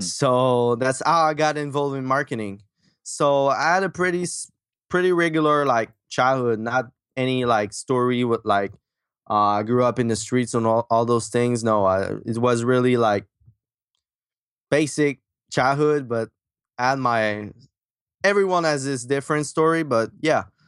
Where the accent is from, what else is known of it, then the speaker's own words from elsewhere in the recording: Quebec, Canada; accent: French; English is a second language; also born or lived in Michigan; I grew up in Quebec, Canada, that's why my French accent.